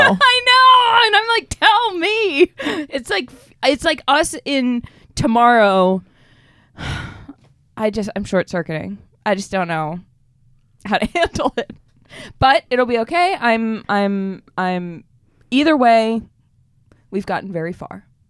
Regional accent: Boston, Massachusetts, United States; I'm from Boston

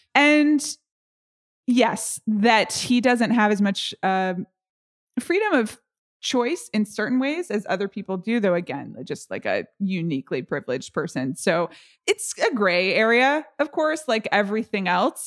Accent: United States; I'm really American

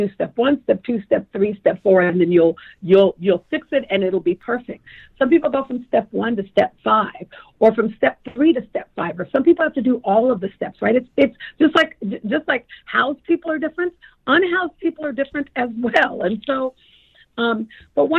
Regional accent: Tacoma, Washington, United States; I'm a little girl who grew up poor in Tacoma

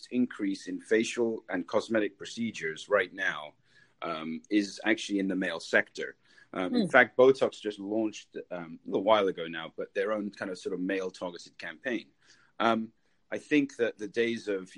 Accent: England, United Kingdom; moved away as an adult; also born or lived in New York; now in Tampa Bay, United States; I grew up in England.

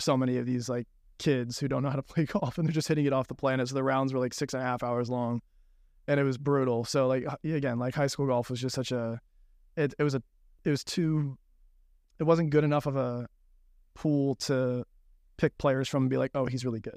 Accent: Malibu, California, United States; I grew up in Malibu

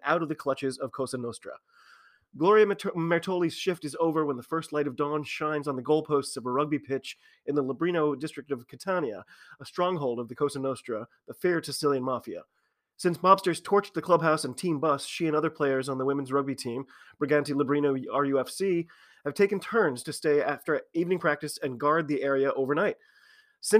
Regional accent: United States; I'm an American rugby fan

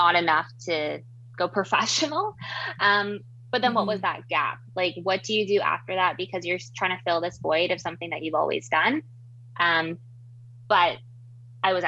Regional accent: Vancouver, British Columbia, Canada; moved away as an adult; also born or lived in Toronto, Ontario; now in Kingston, Canada; I am from Vancouver, BC originally, now in what I call the East Coast, which is really the middle of Canada, but I moved to Toronto for school.

